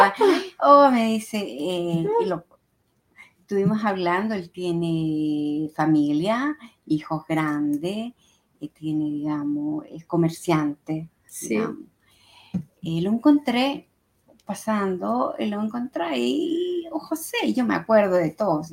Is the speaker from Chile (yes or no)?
yes; Chile; now in Italy; mi tierra natal, a y a Chile, a mi gran país, Chile.